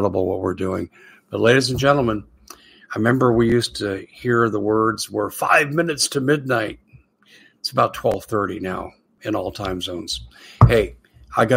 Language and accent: English; United States; I'm an American